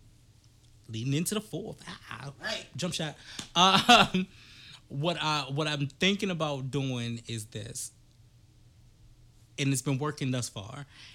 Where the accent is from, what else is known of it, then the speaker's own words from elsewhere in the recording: East Coast, United States; We are from the East Coast, but Sue and Trey, which are Stage 30, are from the West Coast.